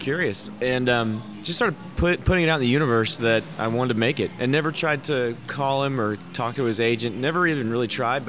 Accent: Oklahoma, United States; growing up in Oklahoma, there were not a lot of Jewish people here.

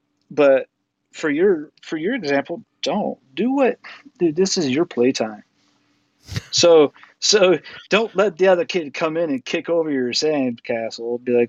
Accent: Utah, United States; from Utah, but yeah.

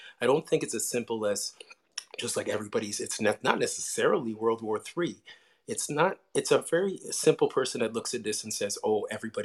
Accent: Toronto, Ontario, Canada; I'm from Toronto

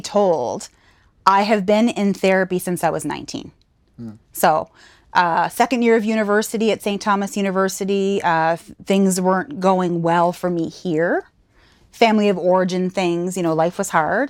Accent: Saint John, New Brunswick, Canada; moved away as an adult; also born or lived in Fredericton, New Brunswick / Alberta; now in Nova Scotia, Canada; born and raised in St. John, New Brunswick, just a province over.

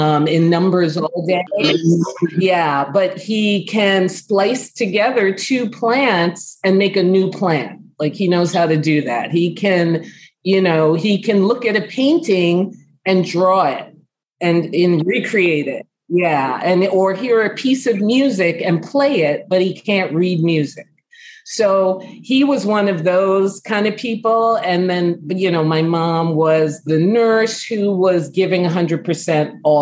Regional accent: New York City, New York, United States; moved away; also born or lived in Chicago; I grew up in the Bronx and born and raised.

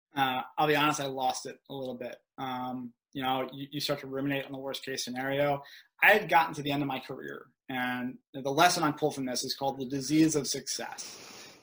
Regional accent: outside Philadelphia, Pennsylvania, United States; moved away as an adult; I grew up outside Philadelphia

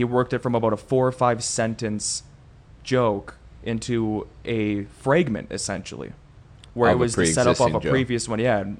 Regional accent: Peshtigo / Oconto Falls, Wisconsin, United States; also born or lived in Marinette, Wisconsin / Whitewater, Wisconsin; now in Appleton, United States; And I moved from Pesh to go.

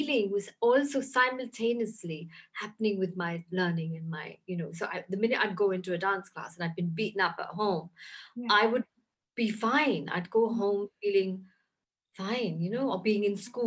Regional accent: London, United Kingdom; moved away as an adult; also born or lived in Lahore, Pakistan / India; now in Pakistan; I grew up in London, and I was born in Lahore in Pakistan.

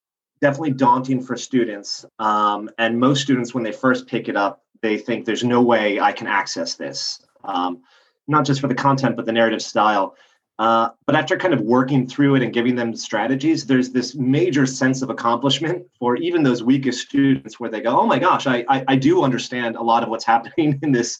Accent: United States; moved away as an adult; also born or lived in Los Angeles / Bangkok / Jakarta / Johannesburg; now in Brussels, Belgium; I'm American

